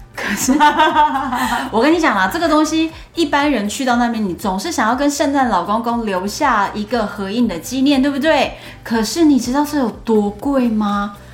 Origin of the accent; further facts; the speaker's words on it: Taiwan; 我们说台湾